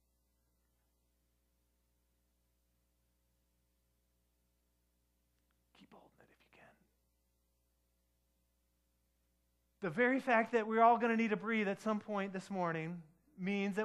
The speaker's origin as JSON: {"language": "English", "town": "Detroit", "region": "Michigan", "country": "United States", "tie": "born or raised there", "said": "I grew up in Detroit"}